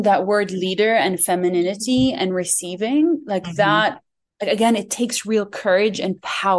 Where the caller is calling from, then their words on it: Jordan; I am in Jordan, and I'm fidgeting a lot because there's this dog around me that keeps licking my feet and wants to be part of this call. So I am in Jordan.